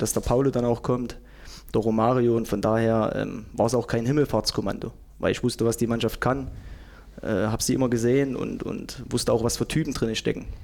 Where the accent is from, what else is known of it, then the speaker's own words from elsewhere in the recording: Zeitz, Saxony-Anhalt, Germany; born there; Nein, ich bin in Zeitz geboren.